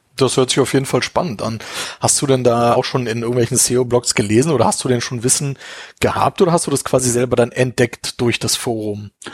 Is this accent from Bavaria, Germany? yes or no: no; Berlin, Germany; now in Munich, Germany; ich bin überhaupt gar kein Münchner, ich komme ja auch aus Berlin.